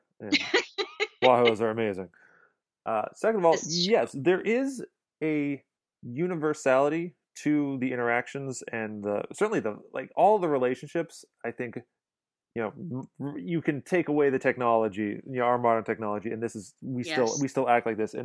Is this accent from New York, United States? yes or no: yes; New York City, New York, United States; I am from Brooklyn